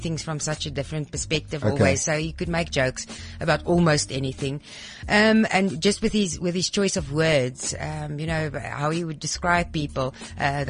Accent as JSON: {"language": "English", "town": "Pretoria", "region": "Gauteng", "country": "South Africa", "tie": "born or raised there", "said": "In the north of Pretoria, very conservative"}